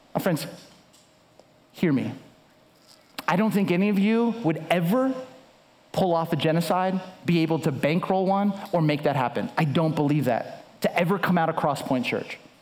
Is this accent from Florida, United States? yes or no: no; Southern California, United States; now in Chicago, United States; I live in Chicago. I grew up in Southern California